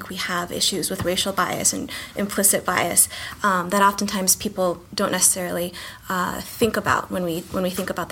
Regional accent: West Coast, United States; also born or lived in California / New Mexico; now in Virginia, United States; I come from the West Coast

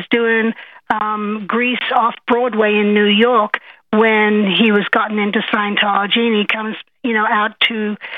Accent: Australia; now in United States; I am from Australia.

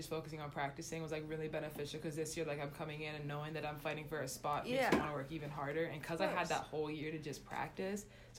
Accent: Toronto, Ontario, Canada; moved away; Toronto, but I'm not like in the actual city. I'm like in a little suburb.

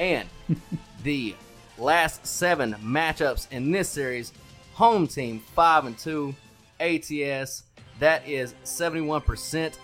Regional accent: United States; it is our duty as Americans

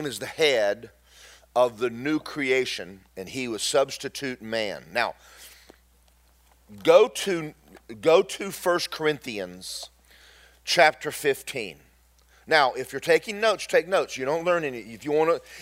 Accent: Georgia, United States; I'm from Georgia

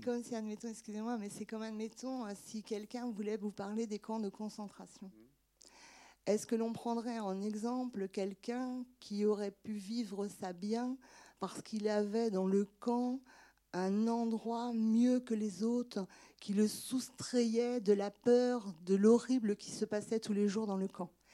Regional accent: Angers, Pays de la Loire, France; je suis née à Angers

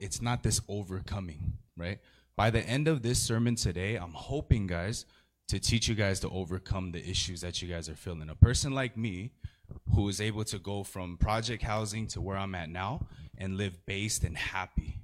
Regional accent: San Gabriel Valley, California, United States; I'm from the San Gabriel Valley

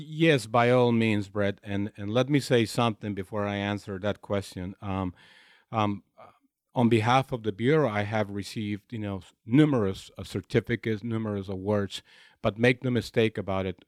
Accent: Imperial Valley, Southern California, United States; moved away as an adult; now in Los Angeles, United States; I grew up in a very small community of the Imperial Valley in Southern California, where the main activity is agriculture

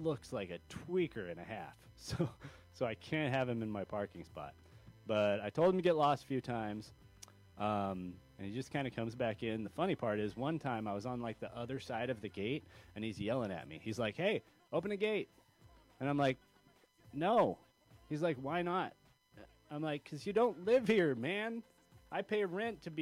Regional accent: California, United States; I'm a Californian

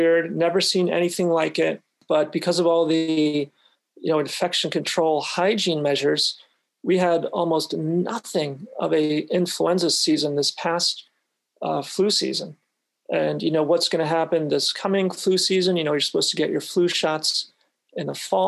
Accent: New England, United States; moved away; I'm from New England originally

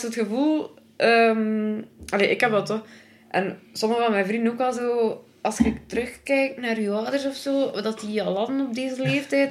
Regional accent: Belgium; ik ben van Zottheim oorspronkelijk

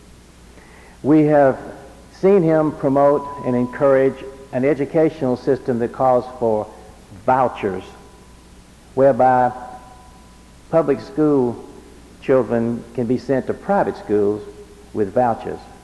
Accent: Alabama, United States; the little crossroads cotton community I grew up in Alabama

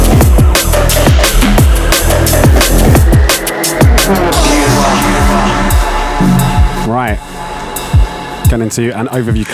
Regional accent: Horsham, South East England, United Kingdom; If anyone doesn't know where Horsham is, it's my hometown

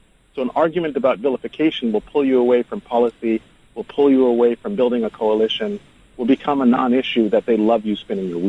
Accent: New York City, New York, United States; I'm from New York City.

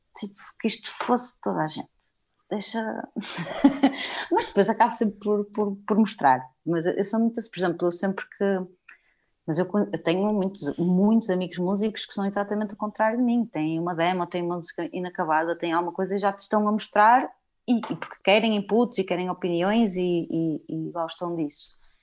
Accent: Portugal; Somos portuguesas, moramos em Portugal e fomos nascidas e criadas em Portugal

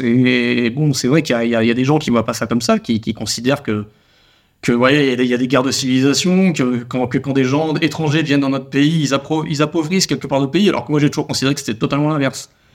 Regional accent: Toulouse, Occitania, France; On est toulousain

